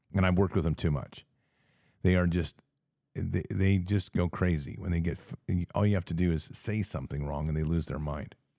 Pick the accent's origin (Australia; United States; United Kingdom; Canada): United States; we are American patriots